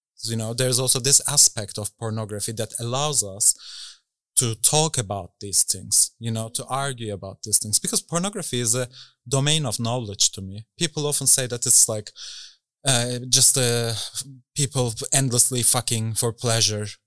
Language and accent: English; Istanbul, Turkey; moved away as an adult; now in Berlin, Germany; I grew up in Istanbul